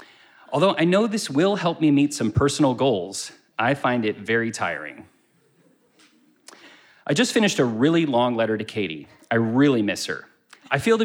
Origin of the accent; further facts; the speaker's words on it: United States; I'm foreign and from America